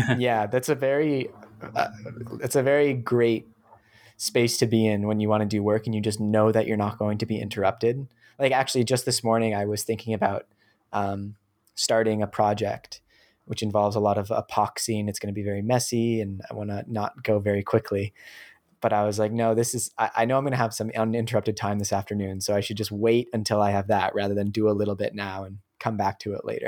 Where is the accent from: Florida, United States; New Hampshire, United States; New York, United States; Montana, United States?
New Hampshire, United States; I, I grew up in New Hampshire in the U S